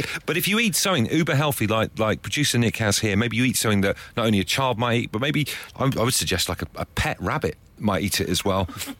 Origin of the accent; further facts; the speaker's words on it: West Country, South West England, United Kingdom; I'm also from the West Country